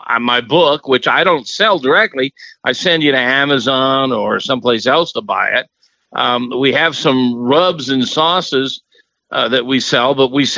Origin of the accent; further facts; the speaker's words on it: Central Florida, United States; I was raised in Central Florida, which is a suburb of Georgia